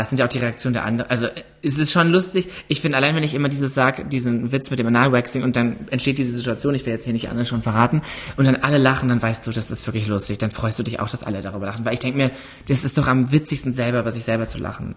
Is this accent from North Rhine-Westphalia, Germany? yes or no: yes; Ruhr area, North Rhine-Westphalia, Germany; ich komme aus dem Ruhrgebiet